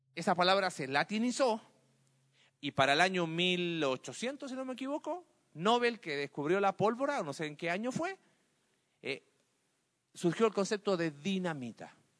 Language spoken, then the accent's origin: Spanish; Mexico; como sociedad mexicana y latina